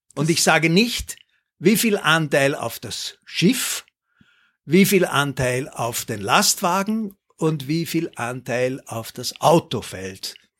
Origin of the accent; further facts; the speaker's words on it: Linz, Upper Austria, Austria; moved away; also born or lived in Schärding / Waldviertel; ich bin in Scherding geboren und in Linz dann aufgewachsen